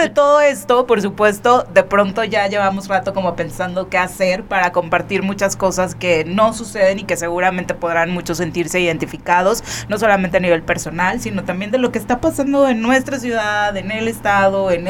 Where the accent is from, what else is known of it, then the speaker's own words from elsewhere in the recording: Cuernavaca, Morelos, Mexico; Porque somos de Cuerna, bueno